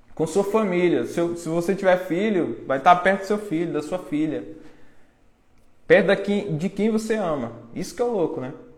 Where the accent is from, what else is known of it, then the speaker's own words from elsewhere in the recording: interior of Bahia, Brazil; eu sou lá do interior, né? Interior que tem 10 mil habitantes, interior da Bahia